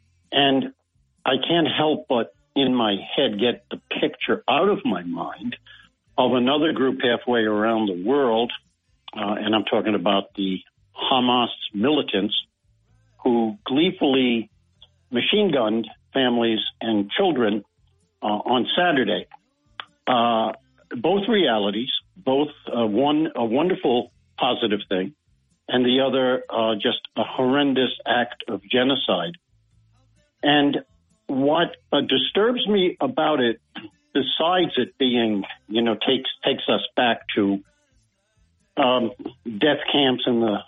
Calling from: Binghamton, New York, United States; from Binghamton calling.

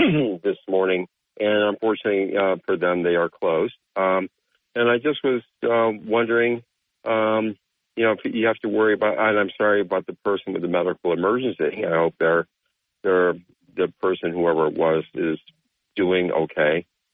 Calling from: Bethel, New York, United States; from Bethel.

